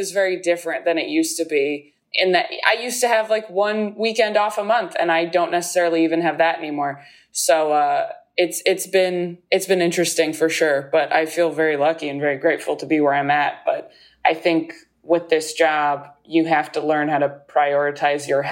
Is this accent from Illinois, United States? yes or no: no; California, United States; moved away as an adult; now in New York, United States; I'm from California, not like LA proper, but I grew up in California.